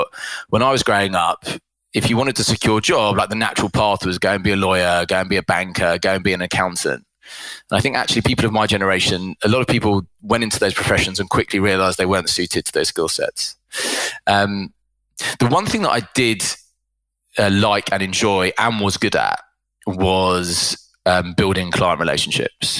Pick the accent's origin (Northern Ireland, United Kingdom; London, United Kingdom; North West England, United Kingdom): London, United Kingdom; I grew up in London and have lived in the UK my whole life